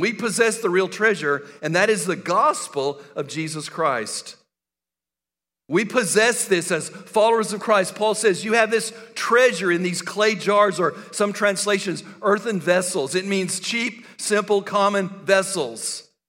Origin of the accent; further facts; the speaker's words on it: El Paso, Texas, United States; I grew up in West Texas and El Paso